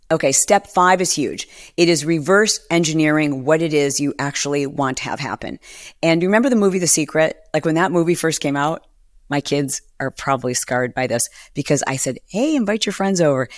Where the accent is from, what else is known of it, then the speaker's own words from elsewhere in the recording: Michigan, United States; also born or lived in Detroit; I was born in Detroit and I moved around Michigan and I, I lived in small auto worker towns